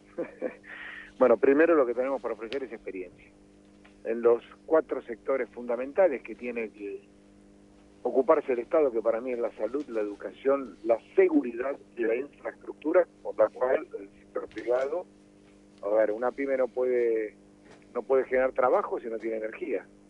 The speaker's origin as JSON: {"language": "Spanish", "country": "Argentina", "said": "nosotros, como argentinos"}